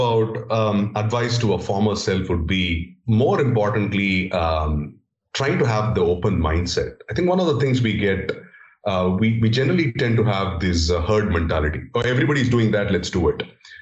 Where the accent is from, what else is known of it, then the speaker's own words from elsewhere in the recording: India; English is a second language; growing up in India, coming up from a remote village and trying to understand, get hold of English as a language, as a foreign language